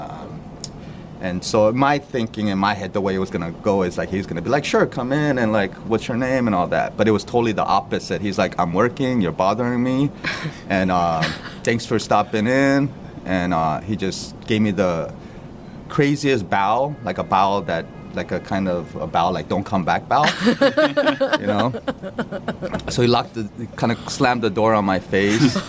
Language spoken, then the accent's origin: English; Los Angeles, California, United States; now in New York City, United States; I'm from Los Angeles